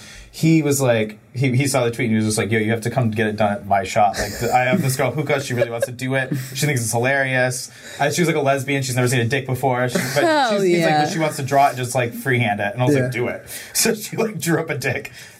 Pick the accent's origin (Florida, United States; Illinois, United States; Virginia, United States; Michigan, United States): Michigan, United States; Detroit; moved away; I'm originally from Detroit.